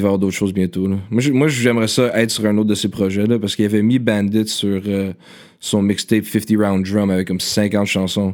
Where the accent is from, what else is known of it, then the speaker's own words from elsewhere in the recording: Ottawa, Ontario, Canada; moved away as an adult; now in Montreal, Canada; je suis né à. L'hôpital de Ottawa. C'est ça, ok. Puis c'est ça, je suis né. Euh, je vivais en Ottawa quand j'étais jeune. Je suis venu à Montréal seulement quand j'avais comme 19